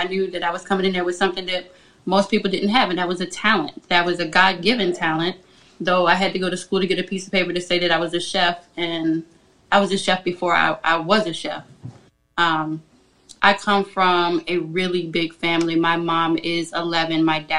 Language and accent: English; Virginia, United States; It is the country. I am south of Richmond.